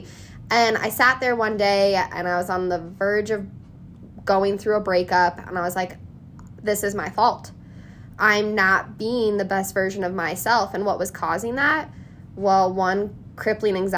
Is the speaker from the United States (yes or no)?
yes; Colorado, United States; born and raised in Colorado